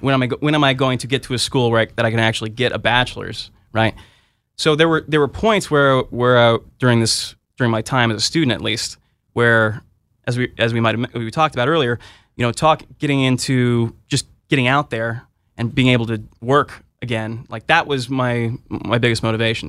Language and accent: English; Southern California, United States; moved away as an adult; also born or lived in Berkeley, California; now in Washington, D.C., United States; I'm originally from Southern California